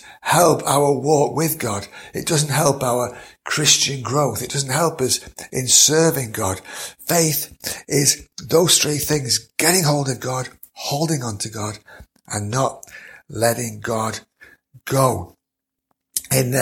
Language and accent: English; Mansfield, East Midlands, United Kingdom; I know that I was born in September of 1955